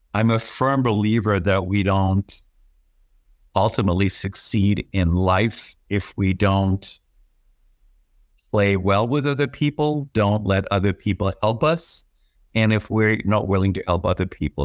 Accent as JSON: {"language": "English", "country": "Germany", "tie": "born or raised there", "also_born_or_lived": "Manhattan", "moved": "yes", "lives_now": "Florida, United States", "said": "I was raised in Germany"}